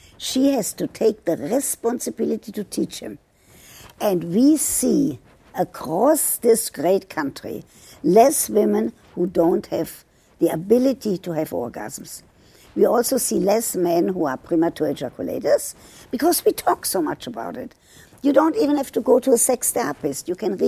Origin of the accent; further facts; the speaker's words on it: United States; I'm an American. I vote every year, every opportunity I get.